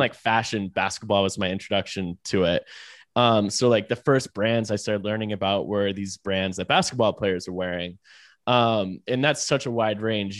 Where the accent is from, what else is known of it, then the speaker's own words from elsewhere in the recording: Raleigh, North Carolina, United States; I'm from Raleigh, like, Uh, I'd say Raleigh is not really, like, a fashion capital